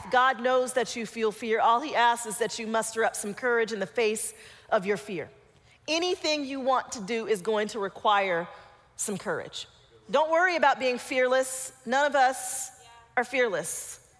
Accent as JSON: {"language": "English", "region": "Colorado", "country": "United States", "tie": "born or raised there", "said": "I grew up mostly in Colorado. We went up to Vail, and I had not skied very much. Even though I grew up in Colorado, I didn't ski."}